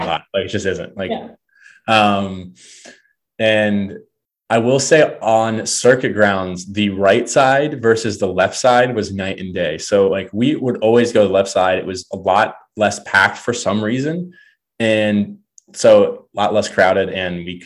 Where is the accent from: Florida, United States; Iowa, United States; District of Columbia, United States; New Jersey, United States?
Florida, United States; moved away; it's in my home state